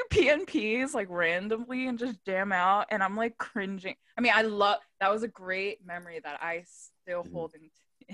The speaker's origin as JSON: {"language": "English", "region": "Delaware", "country": "United States", "tie": "born or raised there", "said": "I grew up in Delaware, everyone is like-minded."}